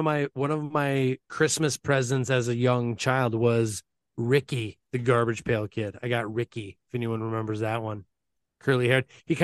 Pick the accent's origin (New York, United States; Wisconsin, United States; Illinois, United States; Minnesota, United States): Minnesota, United States; where I grew up in Minnesota, where pro wrestling is big up here in Minnesota.